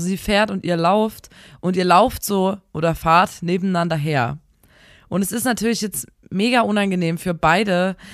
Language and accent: German; Chemnitz, Saxony, Germany; Wir sind eigentlich Experten auf dem Gebiet, denn wir kommen aus Chemnitz.